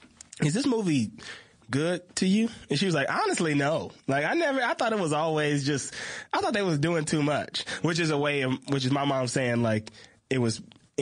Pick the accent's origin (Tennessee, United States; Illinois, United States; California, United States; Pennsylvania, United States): California, United States; Los Angeles; also born or lived in Pascagoula, Mississippi; when I was 9 years old, I moved right here to Los Angeles, California, and grew up on the west side of Los Angeles, California.